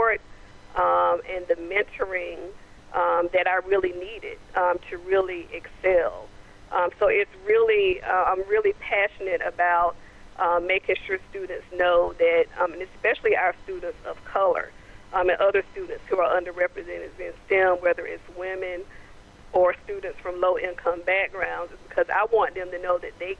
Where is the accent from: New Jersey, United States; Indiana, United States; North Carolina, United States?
North Carolina, United States; Goldsboro; my hometown of Goldsboro, North Carolina